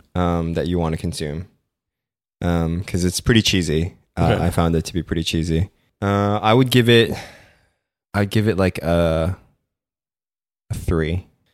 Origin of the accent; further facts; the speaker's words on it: Philippines; I was born and raised in the Philippines.